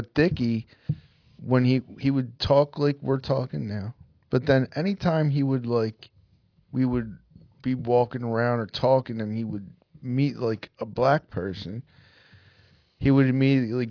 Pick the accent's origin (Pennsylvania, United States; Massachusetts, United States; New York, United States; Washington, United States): Pennsylvania, United States; Lansdale; also born or lived in Norristown, Pennsylvania; I grew up in Lansdale when I was born